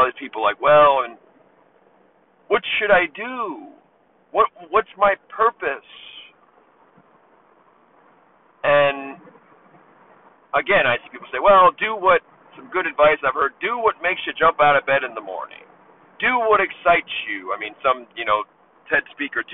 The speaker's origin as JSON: {"language": "English", "town": "Baltimore", "region": "Maryland", "country": "United States", "tie": "born or raised there", "moved": "yes", "lives_now": "Las Vegas, United States", "said": "I was unlucky growing up in Baltimore"}